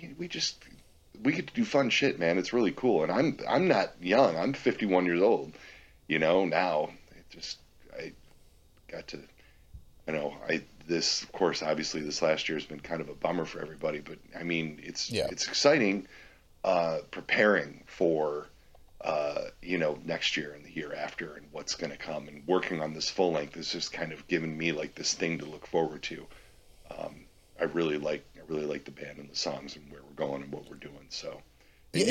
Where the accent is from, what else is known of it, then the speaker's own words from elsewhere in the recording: United States; I grew up on the Canadian border up here in Detroit and Toledo area